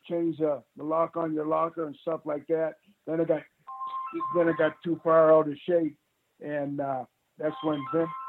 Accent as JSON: {"language": "English", "country": "Canada", "said": "the Afro-Canadians or whatever you want to call us"}